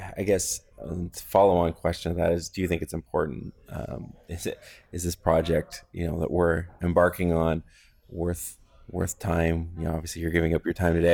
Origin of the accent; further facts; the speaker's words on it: Goderich, Ontario, Canada; now in London, Canada; I grew up in Goderich, which is not far from here